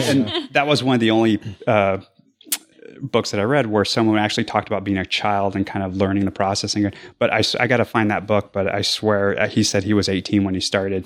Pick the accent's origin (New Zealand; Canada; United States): United States; Arizona; I'm from Arizona